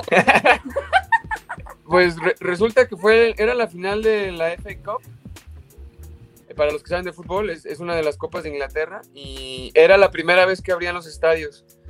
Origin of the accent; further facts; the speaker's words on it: Mexico; moved away as an adult; also born or lived in London, United Kingdom; yo soy mexicano